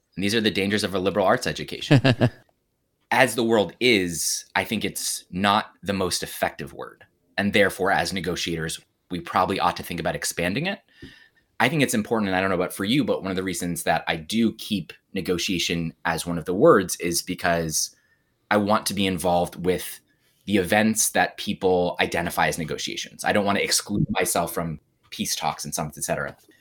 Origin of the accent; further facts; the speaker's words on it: United States; I'm an American Jew, even though my father is Catholic and all that family stuff.